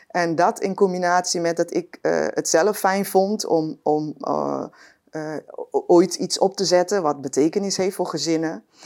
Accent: Curaçao; ik ben eh, opgegroeid op Curaçao.

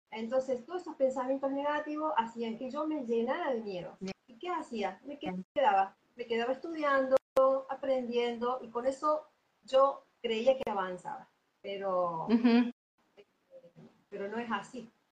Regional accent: Córdoba, Argentina; En Córdoba. Soy de Córdoba. Así es. Perfecto. Nací acá, yo aquí.

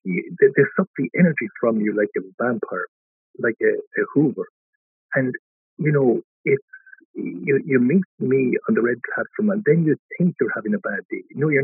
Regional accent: Dundee, Scotland, United Kingdom; Now, the fact that I had the power to choose was totally lost on me growing up in Dundee.

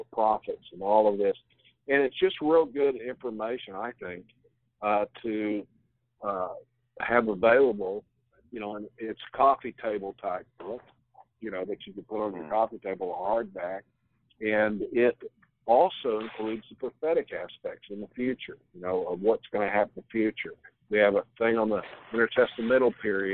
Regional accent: United States; as an American

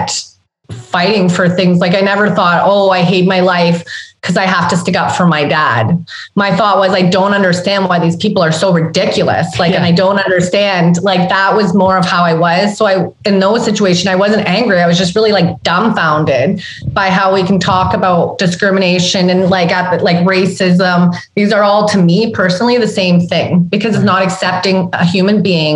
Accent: Sudbury, Ontario, Canada; growing up in Sudbury, Ontario, where I grew up

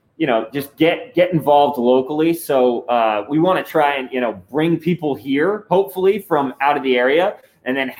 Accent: Phillipsburg, New Jersey, United States; moved away as an adult; now in Point Pleasant, United States; We're actually both from Phillipsburg, New Jersey

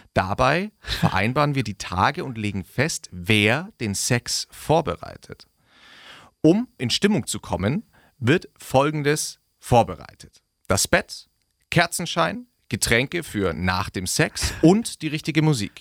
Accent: Augsburg, Bavaria, Germany; wo ich herkomme und ich sage aus Augsburg

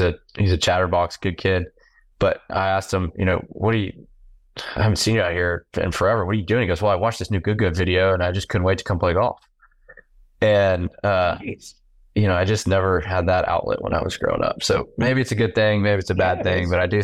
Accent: Texas, United States; we're born and bred in Texas to like the brisket down here

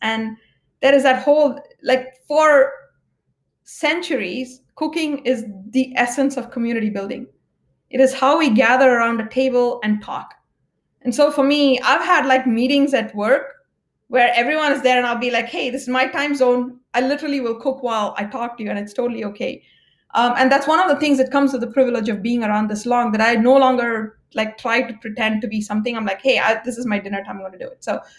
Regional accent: India; I'm Indian by origin.

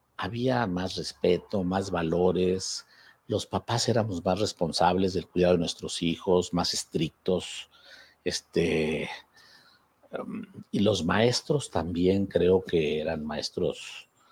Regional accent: Zacatecas, Mexico; antes de venir a mi tierra de magistrado

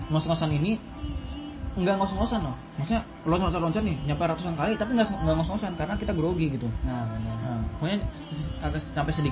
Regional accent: Subang, West Java, Indonesia; emang emang orang Sunda orang dari Subang saya biasa ngomong Sunda

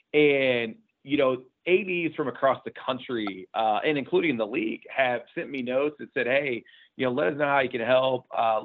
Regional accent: Indianapolis, Indiana, United States; born and raised in Indianapolis, right? So this is my backyard.

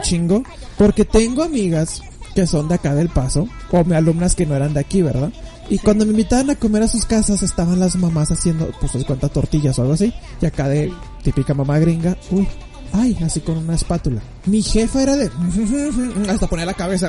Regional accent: Mexico; como mexicano

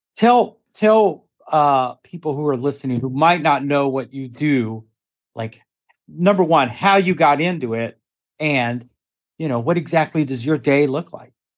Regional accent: Dallas, Texas, United States; I'm from Dallas

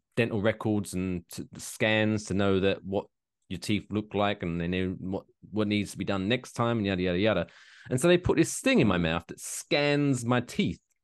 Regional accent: England, United Kingdom; now in Ridgefield, New Jersey, United States; I grew up in England where it's not a big thing

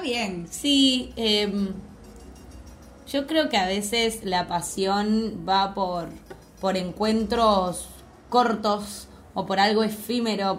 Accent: Argentina; moved away as an adult; also born or lived in London, England

